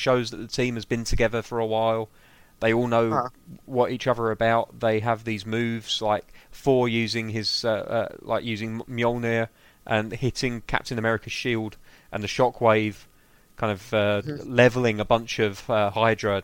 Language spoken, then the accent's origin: English; England, United Kingdom; I'm an Englishman